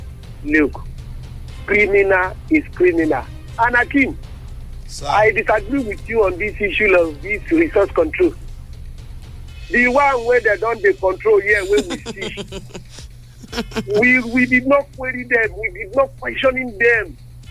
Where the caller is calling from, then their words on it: Lagos, Nigeria; I'm calling you from Lagos.